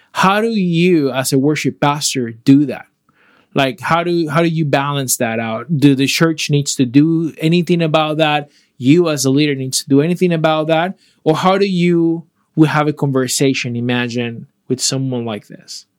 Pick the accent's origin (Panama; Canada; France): Panama; moved away; I am from Panama